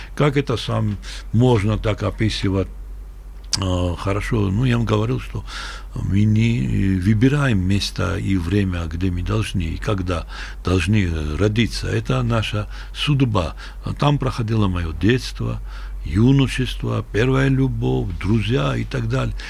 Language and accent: Russian; Sukhumi, Abkhazia, Georgia; now in Tbilisi, Georgia; мы увидели настоящую войну в нашем городе, где уже э, фронт проходил, известная река Гумиста